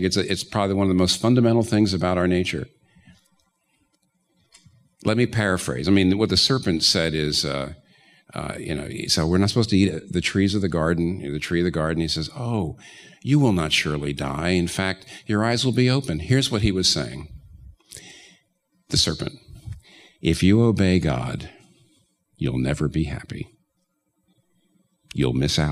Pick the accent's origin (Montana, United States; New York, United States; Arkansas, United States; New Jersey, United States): New York, United States; I'm a New Yorker